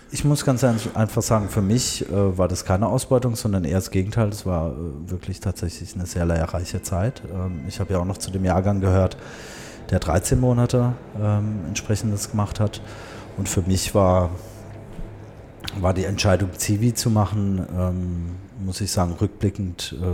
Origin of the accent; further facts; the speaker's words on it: Tehran, Tehran Province, Iran; born there; Und ich bin auch in Teheran geboren, 1978.